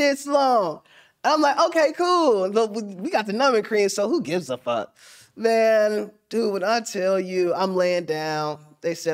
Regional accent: Middletown, Ohio, United States; I said, I am, too. I'm from Middletown.

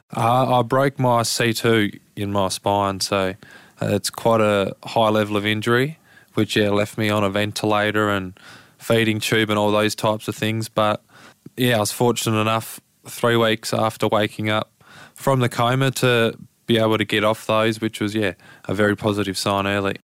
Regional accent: Lauderdale, Tasmania, Australia; down in Lauderdale. So I've been a Lauderdale boy through and through

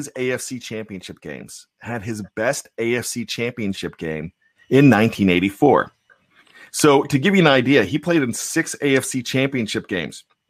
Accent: Johnstown, Pennsylvania, United States; when you grow up as a Steelers fan in Western Pennsylvania, where I grew up in Johnstown, PA

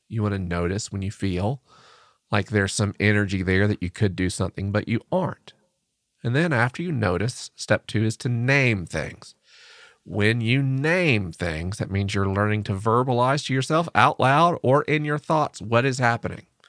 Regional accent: United States; I'm an American man

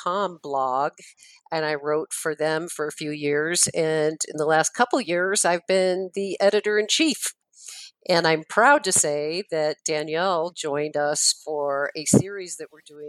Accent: Western New York, United States; moved away as an adult; now in Wyoming, United States; I was born and raised in Western New York

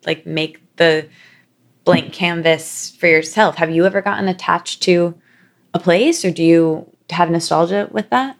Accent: Midwest, United States; now in New York, United States; we're both from the Midwest

